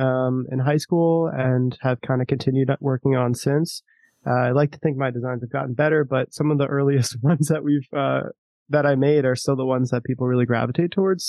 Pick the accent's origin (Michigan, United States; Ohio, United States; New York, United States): New York, United States; Long Island; I grew up on Long Island